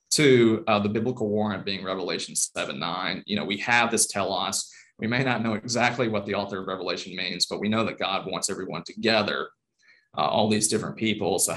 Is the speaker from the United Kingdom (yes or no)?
no; Taiwan; My mother was born in China I grew up in Taiwan.